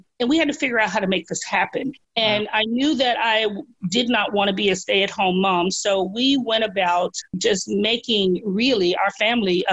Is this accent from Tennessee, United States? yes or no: yes; Memphis, Tennessee, United States; I grew up here in Memphis, which is where I live now